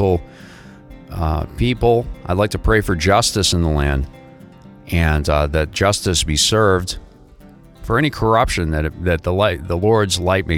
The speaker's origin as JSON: {"language": "English", "region": "New England", "country": "United States", "moved": "yes", "lives_now": "South Florida, United States", "said": "I'm originally from New England"}